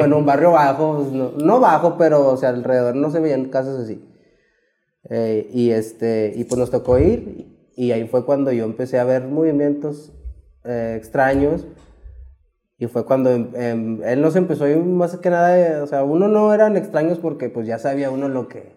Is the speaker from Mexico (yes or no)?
yes; Mexico; nosotros siempre vivimos aquí en Independencia. Desde que cuando yo crecí, este, aquí crecí en Independencia.